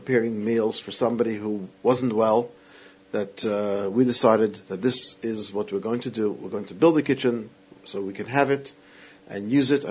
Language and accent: English; New York, United States; now in Sydney, Australia; my hometown, New York.